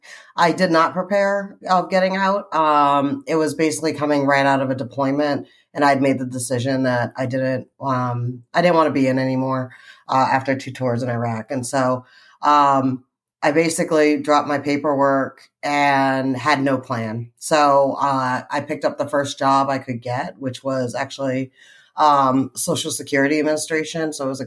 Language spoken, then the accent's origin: English; Boston area, Massachusetts, United States; I'm originally from Mass, around the Boston area, and went to school at Norwich University